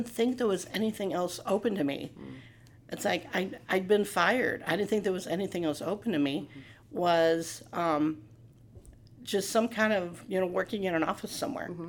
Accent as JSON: {"language": "English", "town": "Morton", "region": "Illinois", "country": "United States", "also_born_or_lived": "St. Louis", "said": "this is home. I'm from Morton. This is home"}